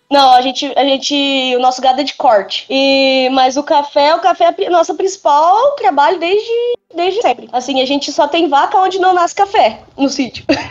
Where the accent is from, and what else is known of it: Botelhos, Minas Gerais, Brazil